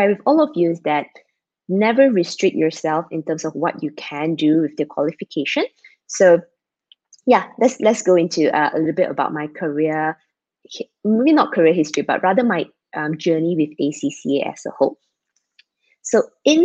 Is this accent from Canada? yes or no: no; Malaysia; I'm Malaysian, based in Malaysia